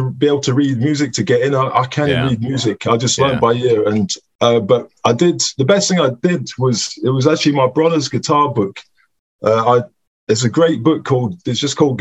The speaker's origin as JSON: {"language": "English", "region": "Scotland", "country": "United Kingdom", "tie": "born or raised there", "also_born_or_lived": "Newcastle", "moved": "yes", "said": "Yeah, I'm from Scotland. Yeah, I grew up in Scotland"}